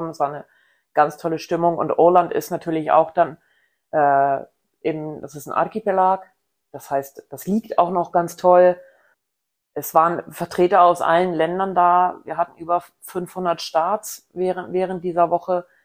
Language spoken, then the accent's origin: German; Rellingen, Schleswig-Holstein, Germany; Ich komme aus der Nähe von Hamburg, genau gesagt aus Relling oder Egenbüttel, aber das kennt bestimmt keiner